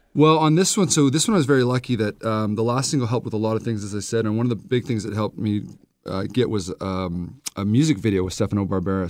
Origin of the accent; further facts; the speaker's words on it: Vancouver, British Columbia, Canada; I'm from Vancouver